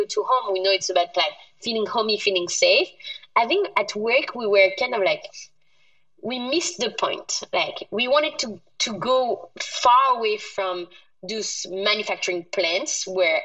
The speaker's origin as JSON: {"language": "English", "country": "France", "tie": "born or raised there", "moved": "yes", "said": "I was born in France, but being the first generation French in my family, my parents were born in North Africa"}